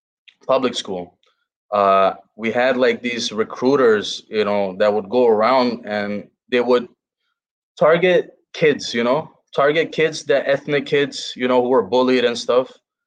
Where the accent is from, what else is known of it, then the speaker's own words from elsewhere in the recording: Chicago, Illinois, United States; It was amazing, you know, growing up in Chicago.